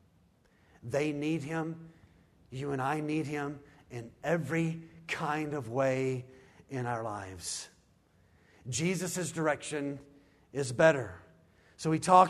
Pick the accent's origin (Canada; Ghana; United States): United States; our American vernacular